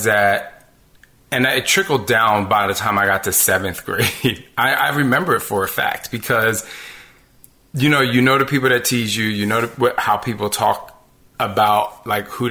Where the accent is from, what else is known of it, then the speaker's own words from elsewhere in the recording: New Jersey, United States; I grew up in Jersey